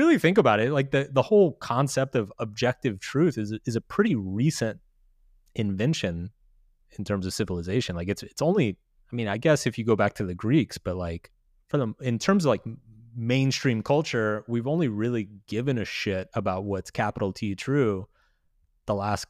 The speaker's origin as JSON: {"language": "English", "region": "Texas", "country": "United States", "tie": "born or raised there", "said": "I mean, so I grew up quite religious. I grew up in Texas."}